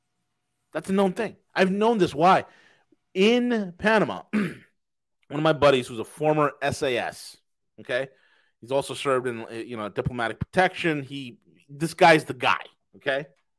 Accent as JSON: {"language": "English", "region": "Yorkshire and the Humber", "country": "United Kingdom", "said": "No, I'm not from Tennessee. I'm from Yorkshire. That I'm from Yorkshire. That's where I'm from. That this is how we speak."}